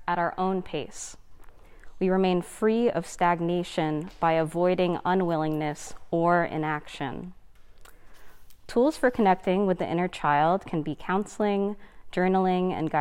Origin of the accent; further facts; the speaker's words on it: United States; a first generation American. So my parents are immigrants from the Philippines